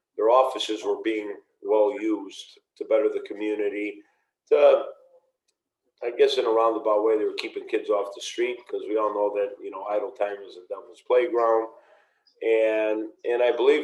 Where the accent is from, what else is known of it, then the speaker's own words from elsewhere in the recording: Niles, Illinois, United States; I was raised in Niles, quote unquote, just because of the restaurant being, right there on the Morton Grove Niles border, yet never had the zip code